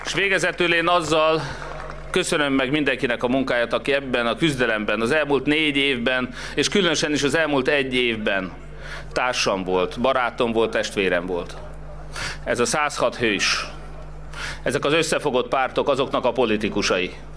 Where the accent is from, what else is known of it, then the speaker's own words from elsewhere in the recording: Hungary; magyarok vagyunk